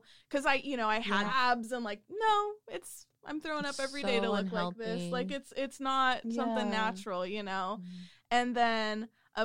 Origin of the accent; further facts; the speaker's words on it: Watsonville, California, United States; growing up in Watsonville, that's already low income